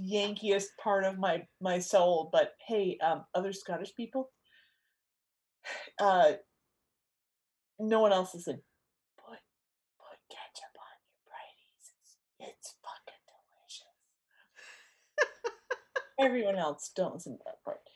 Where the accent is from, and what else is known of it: United States